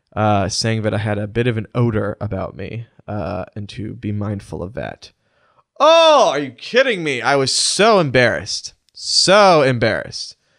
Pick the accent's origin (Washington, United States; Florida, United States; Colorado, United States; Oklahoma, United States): Oklahoma, United States; Edmond; My hometown of Edmond, Oklahoma